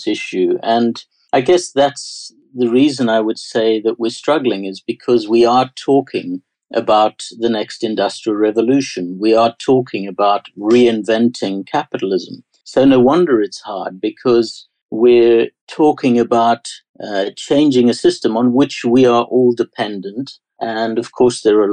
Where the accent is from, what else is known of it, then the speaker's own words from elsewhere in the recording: South Africa; accent: South African; My strange accent is South African, and I saw that change to democracy